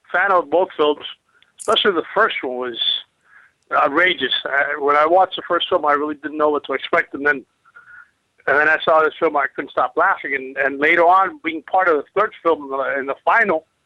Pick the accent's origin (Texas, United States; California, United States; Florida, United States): Florida, United States; Miami; now in Los Angeles, United States; I'm born and raised in Miami.